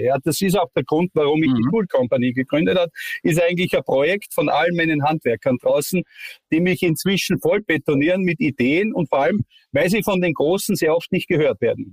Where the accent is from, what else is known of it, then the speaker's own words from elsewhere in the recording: Styria, Austria; accent: steirisch (Styrian); ich rede ja auch kein schönes Hochdeutsch, ein bisschen steirisch dabei